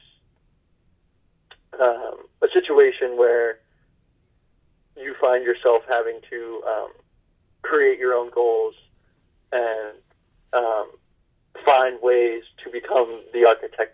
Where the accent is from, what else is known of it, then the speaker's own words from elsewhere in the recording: New Hampshire, United States; Growing up in New Hampshire, I sort of have this rugged individualism. Our state motto is live free or die.